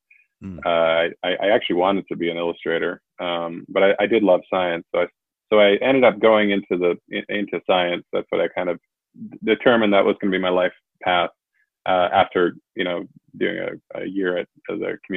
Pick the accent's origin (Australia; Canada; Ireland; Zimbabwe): Canada; I am Canadian